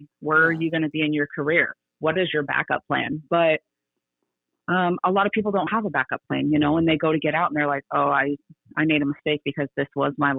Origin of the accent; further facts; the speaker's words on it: California, United States; moved away as an adult; also born or lived in Everett, Washington; now in Texas, United States; I was still born in California and I'm a Californian.